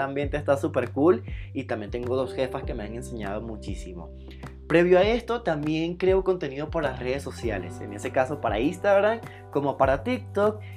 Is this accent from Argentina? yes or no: no; Venezuela; now in Mexico City, Mexico; soy de Venezuela pero actualmente vivo en la Ciudad de México